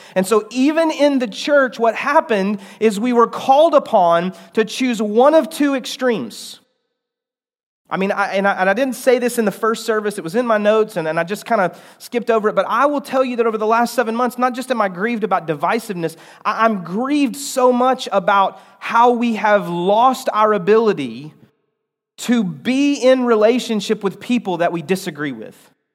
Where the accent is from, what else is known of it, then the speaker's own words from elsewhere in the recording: United States; I have a sense of pride about being an American